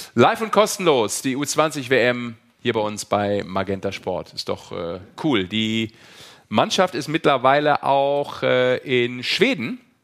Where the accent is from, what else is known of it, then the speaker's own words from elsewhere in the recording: Düsseldorf, North Rhine-Westphalia, Germany; gebürtiger Düsseldorfer